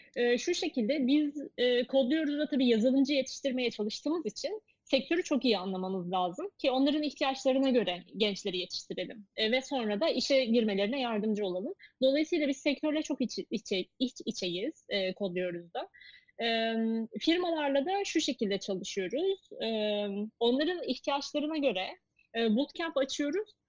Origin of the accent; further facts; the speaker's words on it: Eskişehir, Turkey; moved away; benim memleketimiz Eskişehir.